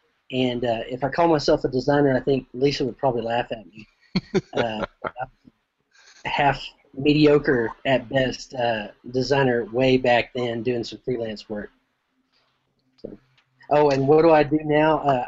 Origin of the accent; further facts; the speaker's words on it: Oklahoma City, Oklahoma, United States; So I'm from Oklahoma City.